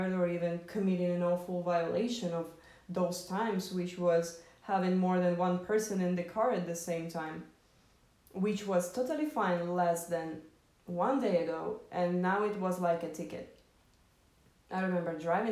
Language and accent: English; Moscow, Russia; I grew up in Moscow, which already created a certain prism of my perception of the world